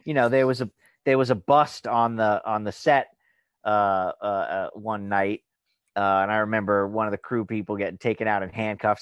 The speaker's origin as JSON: {"language": "English", "area": "Long Island", "region": "New York", "country": "United States", "said": "I'm from Long Island"}